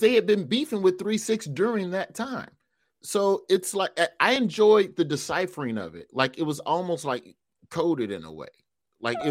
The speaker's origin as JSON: {"language": "English", "region": "the South", "country": "United States", "said": "as a Southerner"}